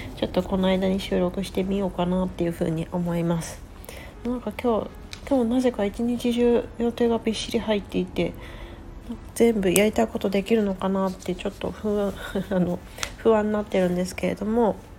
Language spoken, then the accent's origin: Japanese; Japan; first language Japanese; also born or lived in West Coast, United States; now in United States